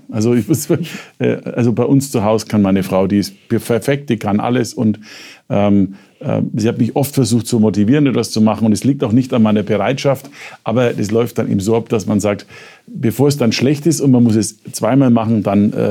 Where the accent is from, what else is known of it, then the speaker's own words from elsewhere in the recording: Nuremberg, Bavaria, Germany; now in Munich, Germany; Jedenfalls im Vergleich zum Nürnberg, wo ich herkomme.